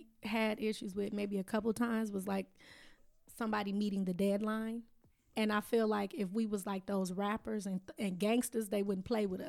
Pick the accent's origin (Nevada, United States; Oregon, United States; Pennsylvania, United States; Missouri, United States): Nevada, United States; Las Vegas; born or raised there